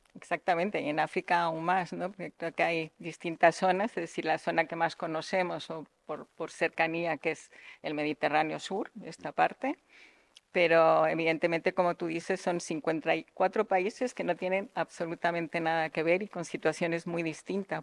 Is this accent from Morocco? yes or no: yes; Tangier, Tanger-Tetouan-Al Hoceima, Morocco; now in Spain; yo he nacido en Marruecos, he nacido en Tánger precisamente, soy una española